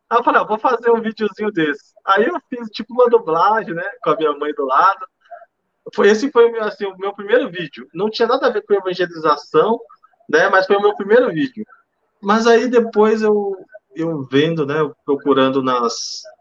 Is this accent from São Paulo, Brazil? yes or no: yes; São Paulo, Brazil; also born or lived in Belo Horizonte; que eu morava em, em, Belo Horizonte, só que eu sou natural de São Paulo, né?